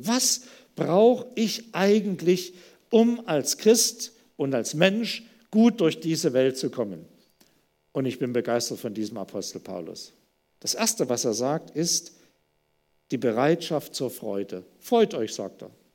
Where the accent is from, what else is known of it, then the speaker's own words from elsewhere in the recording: Germany; wir als Deutsche